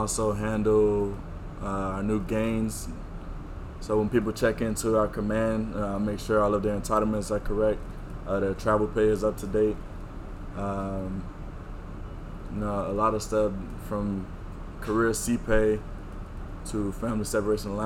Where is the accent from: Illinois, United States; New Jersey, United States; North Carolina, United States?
Illinois, United States; Chicago; also born or lived in Romeoville, Illinois; I grew up Southside Chicago, born and raised in the hood